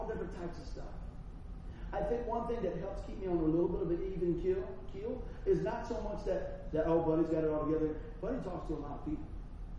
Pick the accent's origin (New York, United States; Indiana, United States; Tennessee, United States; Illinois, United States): New York, United States; Buffalo; accent: Buffalo; Still sound like I was from Buffalo